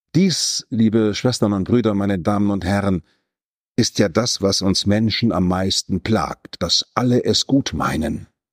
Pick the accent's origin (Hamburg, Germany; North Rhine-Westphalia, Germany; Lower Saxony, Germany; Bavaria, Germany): North Rhine-Westphalia, Germany; Ich komme aus dem Westfälischen